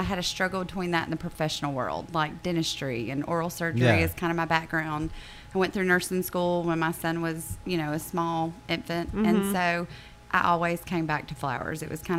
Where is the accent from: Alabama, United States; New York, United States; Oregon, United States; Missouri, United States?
Alabama, United States; Auburn; moved away as an adult; now in Dothan, United States; I am not from Dothan. I'm actually originally from Auburn.